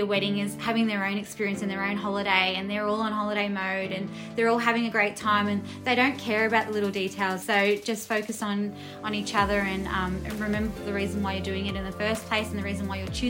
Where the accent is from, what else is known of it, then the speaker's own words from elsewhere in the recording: Melbourne, Victoria, Australia; obviously. I'm from Melbourne, West.